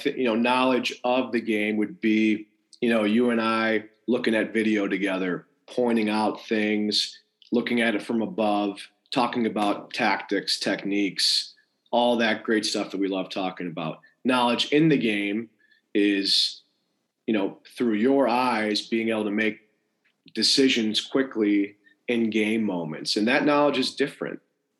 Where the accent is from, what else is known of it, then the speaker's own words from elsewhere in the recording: Rochester, New York, United States; I'm lucky I had very good coaches growing up in Rochester, New York.